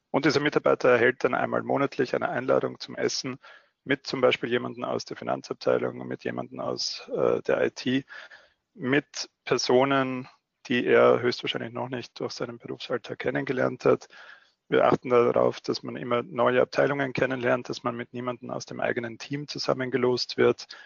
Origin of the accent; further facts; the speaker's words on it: Austria; Man hört es noch leicht in meiner Stimme. Ich bin äh, Österreicher. Ich wohne in Wien und betreibe unser Wiener Büro, habe aber auch vier Jahre lang in Deutschland gearbeitet, weshalb sich alles ein bisschen vermischt hat schon.